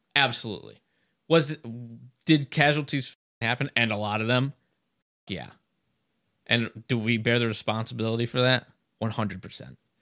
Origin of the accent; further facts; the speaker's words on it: United States; I'm an American first and foremost